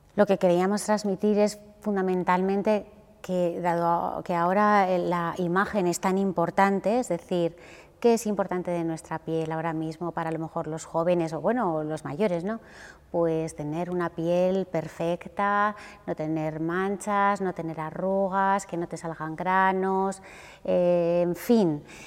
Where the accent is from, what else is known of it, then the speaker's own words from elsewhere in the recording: Huesca, Aragon, Spain; yo soy de un sitio pequeño, soy de Huesca